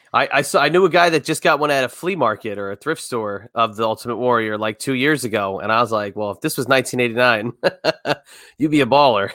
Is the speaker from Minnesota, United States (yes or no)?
no; New Jersey, United States; We're all from Jersey